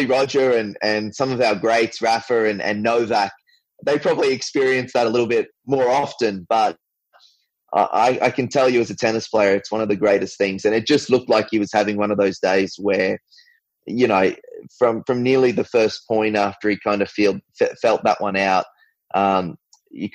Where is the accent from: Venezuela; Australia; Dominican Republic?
Australia; Brisbane, Queensland; I was from Queensland